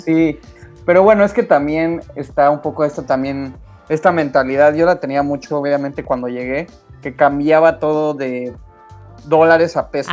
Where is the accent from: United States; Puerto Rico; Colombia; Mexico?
Mexico; Mexico City; now in Canada; yo soy de la Ciudad de México